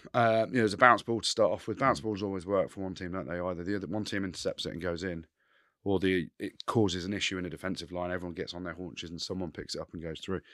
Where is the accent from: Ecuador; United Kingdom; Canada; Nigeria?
United Kingdom; England; I'm English in Scotland